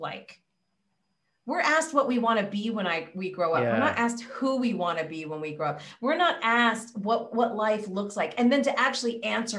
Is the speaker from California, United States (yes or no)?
yes; California, United States; I'm from California